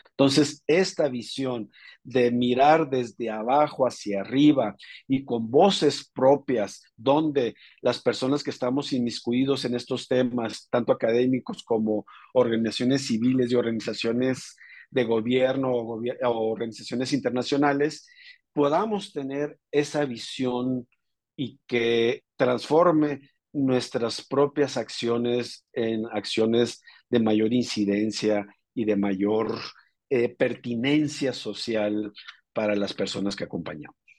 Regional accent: northern Mexico, Mexico; yo soy una persona transfronteriza del norte de México con raíces eh, familiares tanto en Arizona, Texas y Chihuahua

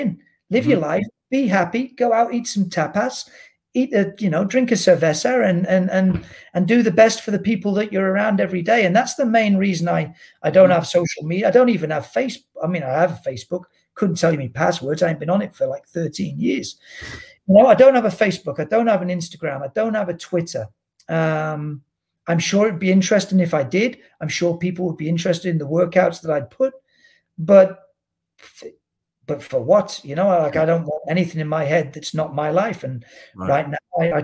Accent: Cheshire, North West England, United Kingdom; moved away as an adult; also born or lived in Cambridgeshire / Suffolk / Loughborough, Leicestershire; now in Toronto, Canada; I was born in Cambridgeshire, if you want to be real specific. Then I moved to Suffolk when I was 4. And then I moved to Cheshire when I was 8. I lived in Cheshire till I was 18, 19

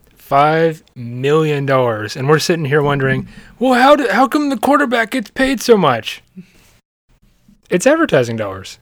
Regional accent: Cincinnati, Ohio, United States; I'm born and raised in Cincinnati

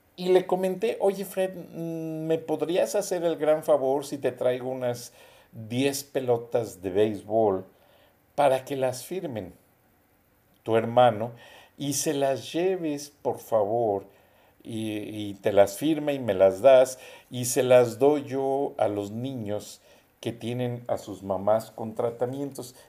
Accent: Mexico; somos los mexicanos

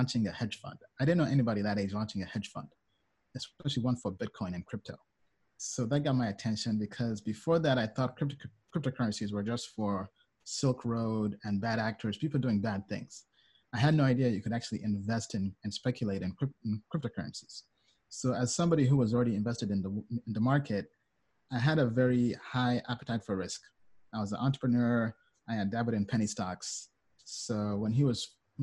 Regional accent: United States; also born or lived in Kampala, Uganda / United Kingdom; I was born in Kampala, Uganda. As a kid, then early on when I was two, my parents moved to the UK. Then when I was eight, moved to America, and I've been in America for the last 20 something years.

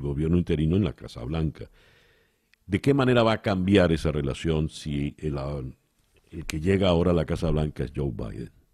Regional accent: Venezuela

